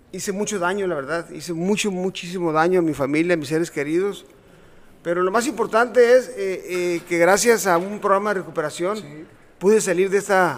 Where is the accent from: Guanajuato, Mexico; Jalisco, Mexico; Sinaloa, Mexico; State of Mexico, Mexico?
Sinaloa, Mexico; Culiacán; also born or lived in Ciudad Obregón, Sonora; now in Tijuana, Mexico; Culiacán. donde crecí y y la llevo en mi sangre